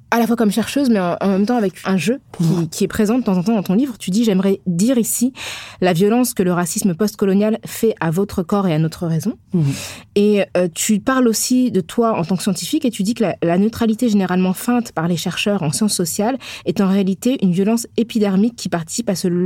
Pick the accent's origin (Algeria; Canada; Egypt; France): Algeria; elle sait que je suis algérienne